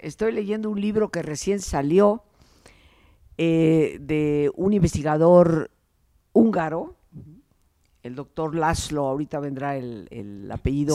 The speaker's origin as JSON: {"language": "Spanish", "country": "Mexico", "said": "yo soy mexicana y vivía aquí"}